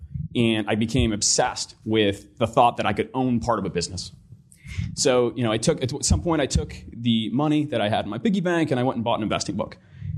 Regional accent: Stratford, Ontario, Canada; So I grew up in Stratford, which is a smaller town, a couple hours west of here.

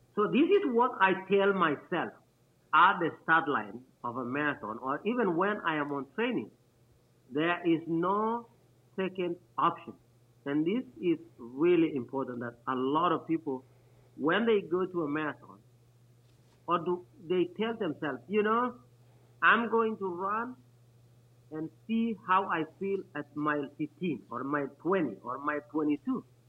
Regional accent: Kenya; moved away as an adult; also born or lived in Anchorage, Alaska; now in United States; I am originally from Kenya. I came to the United States in two thousand and eight

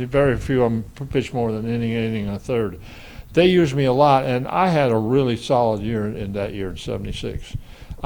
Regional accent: La Porte, Indiana, United States; my hometown, LaPorte, Indiana.

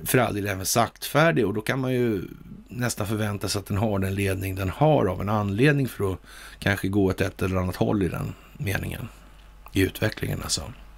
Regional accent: Sweden; som svensk

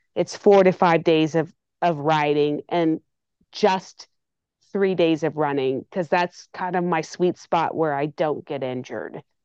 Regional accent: Tulsa, Oklahoma, United States; Ironman Tulsa was announced, and that's my hometown

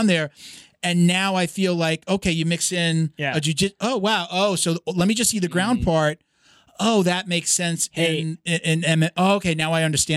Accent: Long Island, New York, United States; my parents are Puerto Rican, but yeah, grew up on Long Island. You know, born in the city, moved out to Long Island

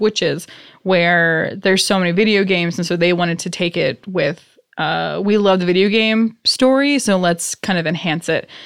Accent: Worcester, Massachusetts, United States; I'm from Worcester

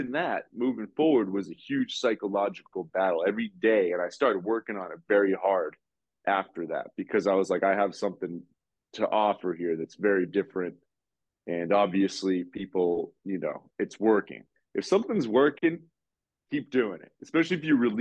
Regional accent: Nashua, New Hampshire, United States; now in New York, United States; I grew up in Nashua, New Hampshire, which is like a small

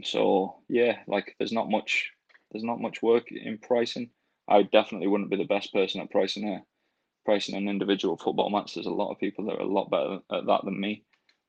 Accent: Rochdale, North West England, United Kingdom; moved away; I'm from Rochdale and I'm a big Rochdale fan

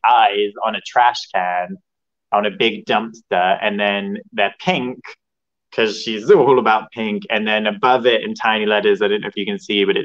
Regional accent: Hereford, West Midlands, United Kingdom; moved away as an adult; also born or lived in Los Angeles, California; I'm from England. I'm from Hereford, which is on the border of Wales. But I've been living abroad for like 5 years.

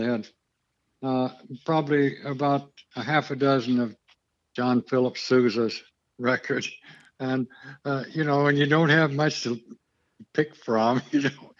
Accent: Lubbock, Texas, United States; born there; also born or lived in New Mexico; I was born in Lubbock, and I guess my folks were from Vernon, Texas, which is northeast of Lubbock.

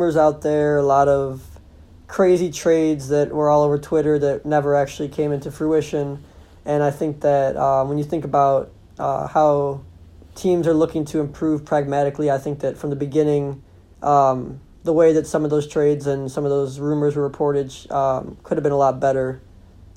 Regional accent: Chicago, Illinois, United States; moved away as an adult; now in Oxford, Ohio, United States; I'm originally from Chicago

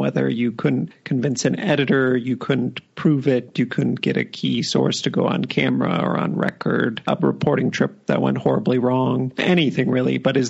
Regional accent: United States; as an American, I have it pretty easy

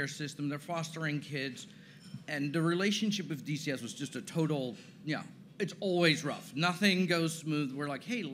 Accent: Netherlands; moved away as an adult; also born or lived in San Diego / Chicago; now in Tennessee, United States; I didn't grow up in Tennessee, so I grew up in the Netherlands, born and raised there.

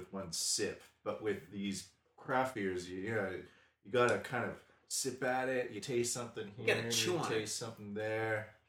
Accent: Pacific Northwest, United States; now in Japan; I'm from the Pacific Northwest

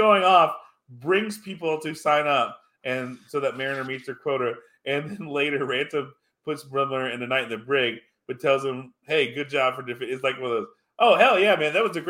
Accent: Cincinnati, Ohio, United States; I'm from Cincinnati. That's what it was. Yeah, I'm from Cincinnati. I don't know anything. I was adopted.

